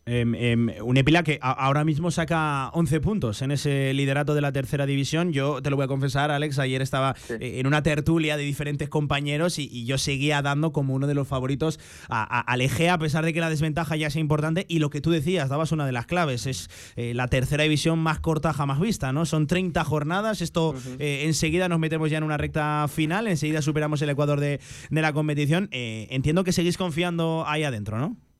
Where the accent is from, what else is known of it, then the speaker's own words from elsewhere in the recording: Alcorisa, Aragon, Spain; sea mi pueblo